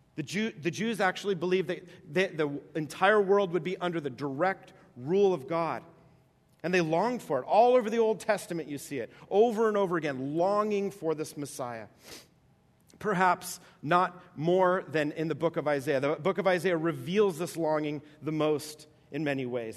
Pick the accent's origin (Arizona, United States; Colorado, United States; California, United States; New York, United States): New York, United States; East Coast; moved away; I grew up on the East Coast, and uh, in New York